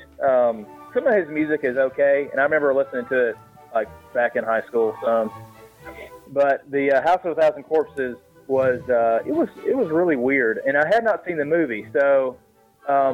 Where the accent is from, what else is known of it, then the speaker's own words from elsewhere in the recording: the South, United States; I'm being from the South